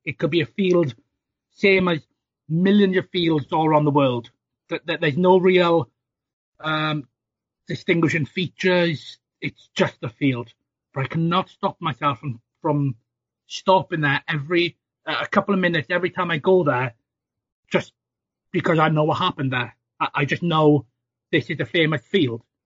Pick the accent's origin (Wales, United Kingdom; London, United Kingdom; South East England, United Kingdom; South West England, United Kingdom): Wales, United Kingdom; South; I grew up in South Wales